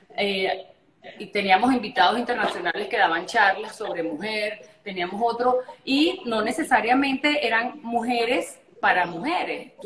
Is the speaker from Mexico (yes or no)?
no; Margarita Island, Nueva Esparta, Venezuela; moved away; also born or lived in Caracas; yo me crié en Margarita, mi papá es cubano, mi mamá es mexicana, y cuando yo nazco, yo nací aquí en, en, Margarita, en, en Caracas